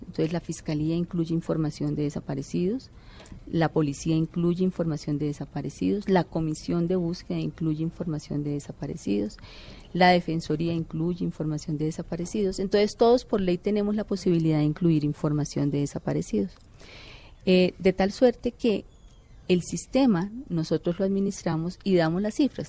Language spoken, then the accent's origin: Spanish; Colombia; como ciudadano colombiano